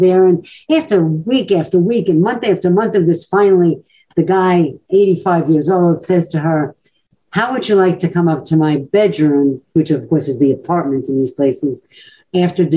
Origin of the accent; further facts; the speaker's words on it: New York City, New York, United States; growing up in Brooklyn, as I did